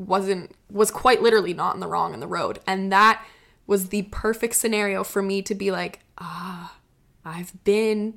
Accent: Prince Edward Island, Canada; moved away; PEI, my hometown

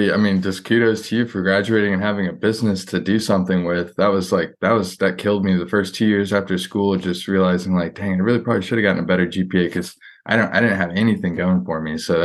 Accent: Houston, Texas, United States; also born or lived in Austin; I'm just from Houston. I went to UT Austin though.

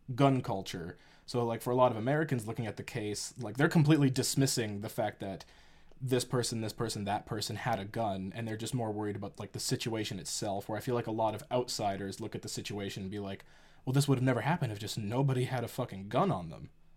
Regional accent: Canada; we're Canadian

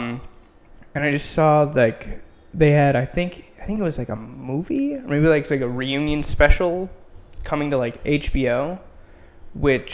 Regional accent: Edina, Minnesota, United States; moved away as an adult; now in Chicago, United States; I am from Edina, Minnesota

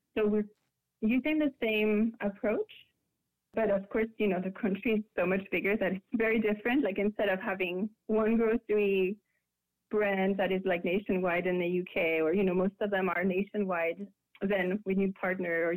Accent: France; moved away as an adult; now in United States; it was really scary in France when I said I was gonna be vegetarian

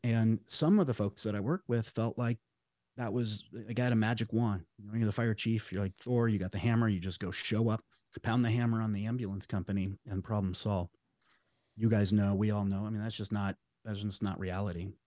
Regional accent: Las Vegas, Nevada, United States; moved away as an adult; now in Southern Oregon, United States; I was born and raised in Las Vegas, Nevada

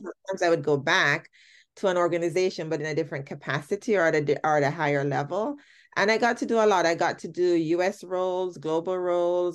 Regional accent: Jamaica; moved away as an adult; I, I am Jamaican. I started my career in Jamaica, did most of my schooling in Jamaica

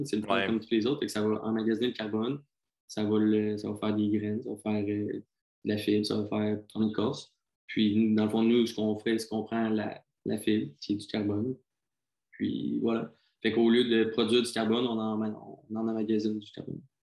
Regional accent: South Shore of Quebec City, Canada; je viens de la rive sud de Québec.

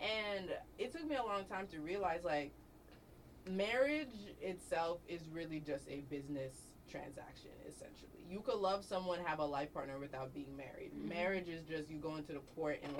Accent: Chicago, Illinois, United States; I went to school in Chicago my whole life

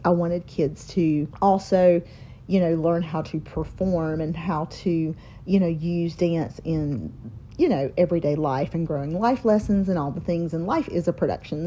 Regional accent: Mount Holly, North Carolina, United States; Born and raised in Mount Holly, North Carolina, small town living

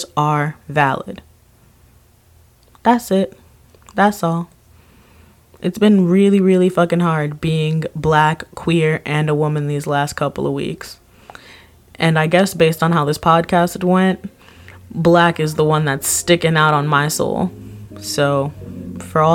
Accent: Miami, Florida, United States; Born and raised in Miami, that's where my school was

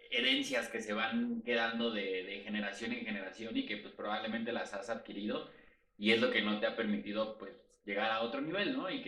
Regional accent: Mexico City, Mexico; tengo 32 años, soy de la Ciudad de México

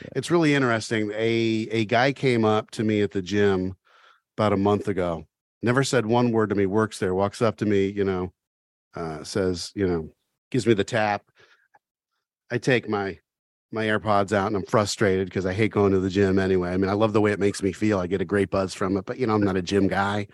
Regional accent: Oxford, Ohio, United States; I grew up in Oxford

